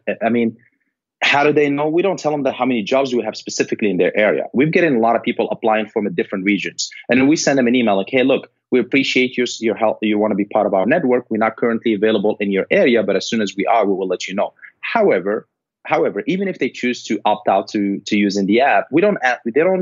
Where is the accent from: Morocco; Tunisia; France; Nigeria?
Morocco; moved away; I'm originally from Morocco